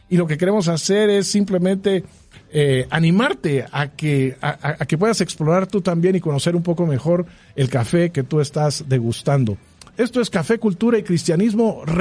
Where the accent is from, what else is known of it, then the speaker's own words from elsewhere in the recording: Guatemala; siendo nosotros guatemaltecos y por definición siendo nosotros un país cafetalero